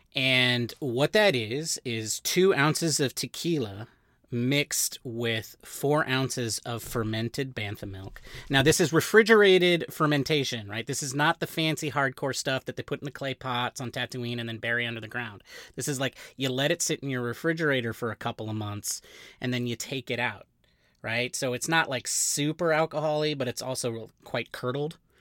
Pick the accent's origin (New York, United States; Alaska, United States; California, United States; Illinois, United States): California, United States; We, we are Mexican. And, uh, and so we are, you know, and we're, but we grew up in California.